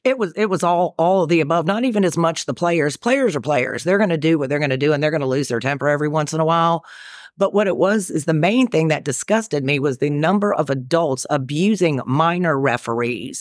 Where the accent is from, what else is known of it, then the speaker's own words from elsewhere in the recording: North Carolina, United States; accent: Carolina-ish; moved away as an adult; also born or lived in New York / South Alabama; now in Knoxville, United States; born in New York, raised in North Carolina, so I'm a fast-talking Southerner, but I'm currently living in Knoxville, Tennessee.